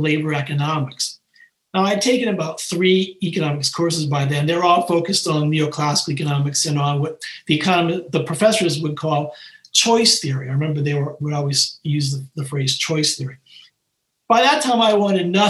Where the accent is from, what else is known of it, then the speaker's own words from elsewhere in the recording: Boston, Massachusetts, United States; growing up in Boston in the 1960s and 70s